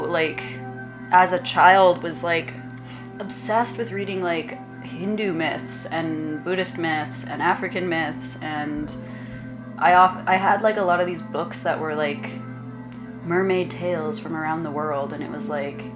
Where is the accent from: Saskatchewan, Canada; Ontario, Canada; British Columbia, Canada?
Saskatchewan, Canada; Regina; moved away as an adult; also born or lived in Los Angeles; now in Montreal, Canada; my hometown in Regina